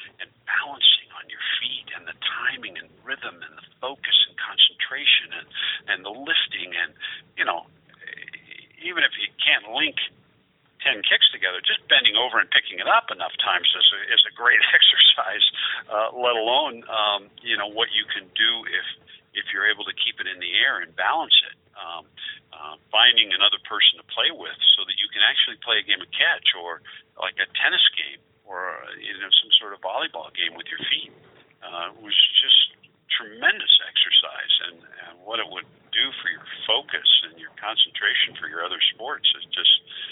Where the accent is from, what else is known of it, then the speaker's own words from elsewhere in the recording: Oregon, United States; I grew up in Oregon